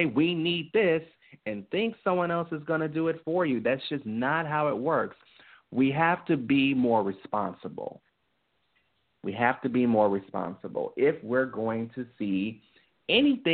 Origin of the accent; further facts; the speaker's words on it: Tennessee, United States; I was born in Tennessee